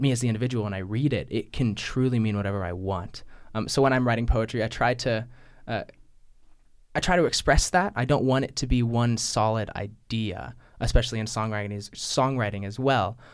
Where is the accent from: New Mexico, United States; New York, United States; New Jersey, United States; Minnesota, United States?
New Mexico, United States; now in Chicago, United States; I'm from New Mexico, currently living in Chicago.